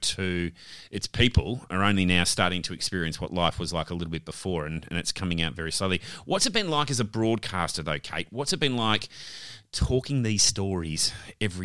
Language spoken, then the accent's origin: English; Victoria, Australia; moved away; I'm originally from Victoria